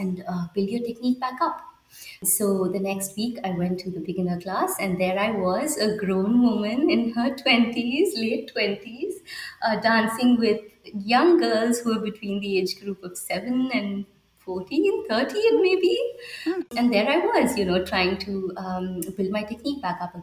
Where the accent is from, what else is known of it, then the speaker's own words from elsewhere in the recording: Bangalore, Karnataka, India; moved away as an adult; also born or lived in Minneapolis; now in Vancouver, Canada; I was born and raised in Bangalore, India